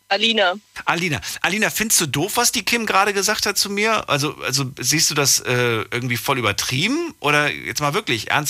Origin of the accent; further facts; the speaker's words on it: Stuttgart area, Baden-Württemberg, Germany; Raum Stuttgart.